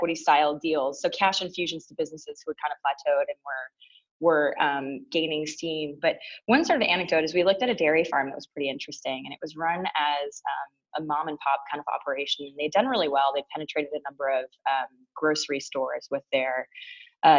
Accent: Toronto, Ontario, Canada; moved away as an adult; now in United States; I grew up in Toronto. So I am a proud born and raised Torontonian and proud Canadian

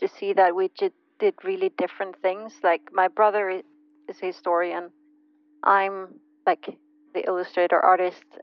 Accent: southern Sweden, Sweden; I was born in a kind of tiny university city in the southern part of Sweden

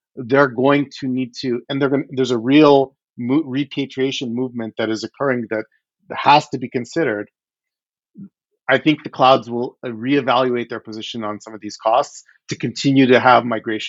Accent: Odesa, Odesa Oblast, Ukraine; moved away; I was born in the Ukraine. I was born in Odessa.

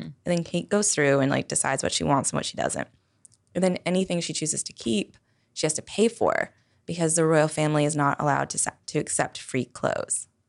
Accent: Toronto, Ontario, Canada; I'm from Toronto

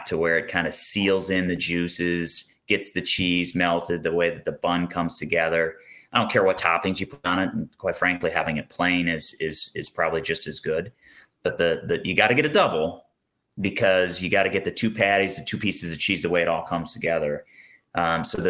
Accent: Maquoketa, Iowa, United States; we grew up in Eastern Iowa

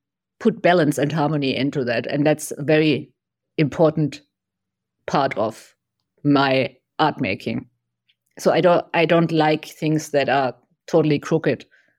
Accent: Germany; moved away as an adult; also born or lived in Taiwan; now in United States; So before I lived in Germany. So I grew up in Germany. Very orderly.

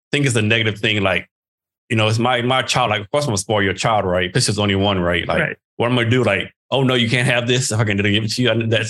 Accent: Texas, United States; moved away; I retired from the Army up here. And like my wife pretty much made me stay, but I'm from Texas. Texas is always home.

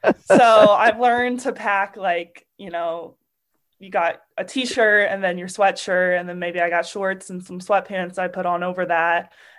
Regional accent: Alabama, United States; Football. I'm from Alabama. Come on.

